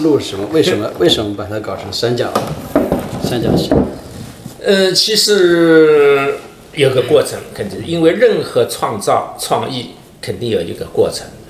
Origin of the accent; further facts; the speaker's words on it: Wuxi, Jiangsu, China; 我的祖籍是浙江绍兴人，但是我身在无锡，长在无锡。